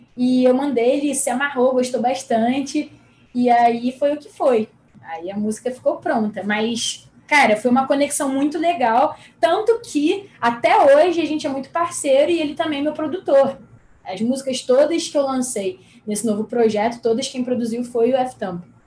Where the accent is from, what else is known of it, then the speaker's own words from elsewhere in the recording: Rio de Janeiro, Brazil; sou carioca da Gema, nascida e criada no Rio